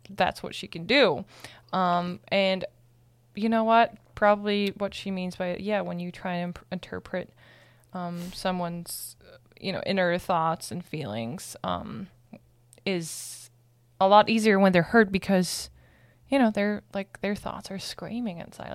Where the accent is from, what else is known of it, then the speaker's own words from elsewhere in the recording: Germany; moved away; I'm from Germany